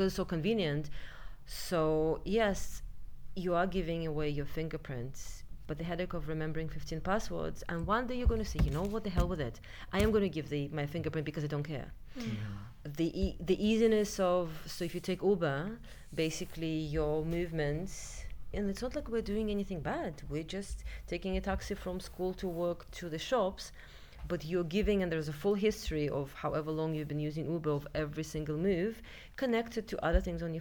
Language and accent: English; Russia; now in United Kingdom; when I grew up in Russia